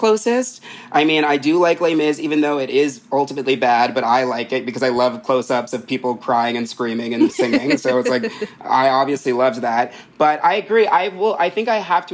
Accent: New Jersey, United States; I'm from Jersey

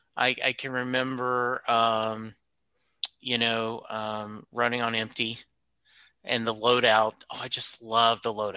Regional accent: Louisiana, United States; I was an Eagles guy in growing up in Louisiana.

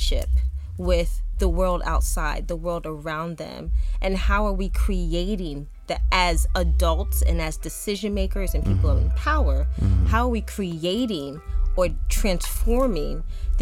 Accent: Chester, Pennsylvania, United States; I'm originally from Chester, Pennsylvania. My mom would never let us go to the windows of where we lived because it was a bad neighborhood

